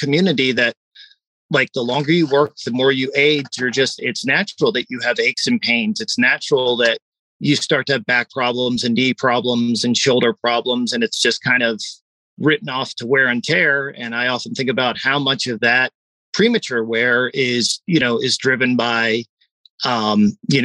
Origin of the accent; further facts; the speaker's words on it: East Coast, United States; growing up on the East Coast